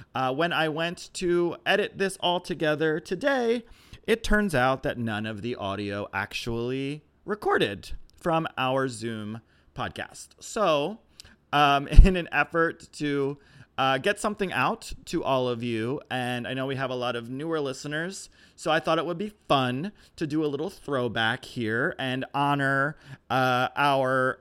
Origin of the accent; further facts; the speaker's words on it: Baltimore, Maryland, United States; now in Philadelphia, United States; I grew up in Baltimore